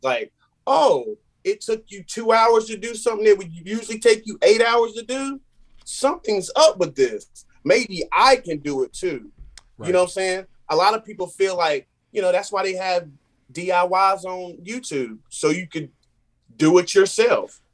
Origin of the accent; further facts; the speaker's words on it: Randleman, North Carolina, United States; I'm from Random in North Carolina. Um, small city, big heart.